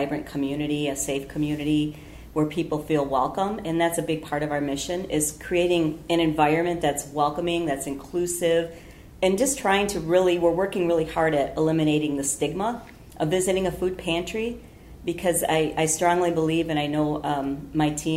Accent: Beloit, Wisconsin, United States; moved away as an adult; now in Wausau, United States; born and raised in Beloit, Wisconsin, and I've been here in Wausau a year and a half

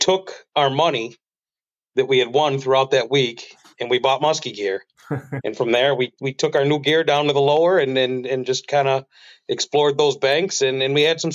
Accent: New York, United States; I'm from the U.S. side. I'm from New York. So if you were over there on Pebbly Beach, I mean, odds are that we were directly across from you. You know, we were fishing the U.S. side from Art Park to the Whirlpool. You know, same thing, grew up down there

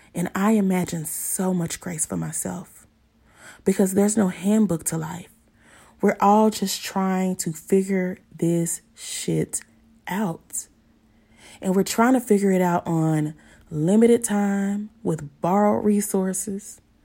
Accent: Pine Bluff, Arkansas, United States; a Black woman born and raised in Pine Bluff, Arkansas

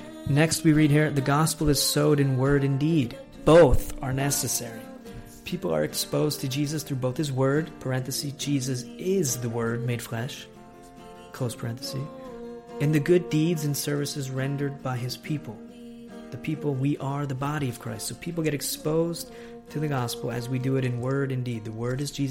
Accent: United States; now in Italy

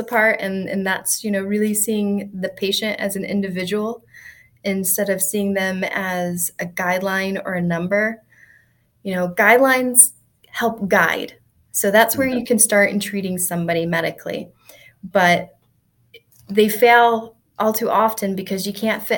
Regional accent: outside Rockford, Northern Illinois, United States; I grew up in Northern Illinois, in a small farming community outside of Rockford, Illinois

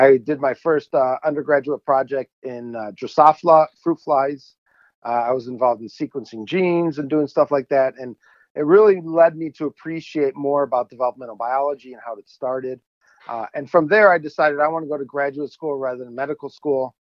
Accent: Chicago suburbs, Illinois, United States; I grew up in Illinois, Chicago suburbs

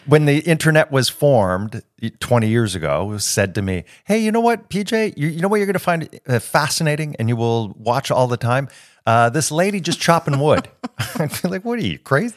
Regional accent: Toronto, Ontario, Canada; moved away as an adult; also born or lived in United States; now in France; I get homesick for Toronto if I haven't been back in about a year. But I, to my core, I believe that I'm Canadian.

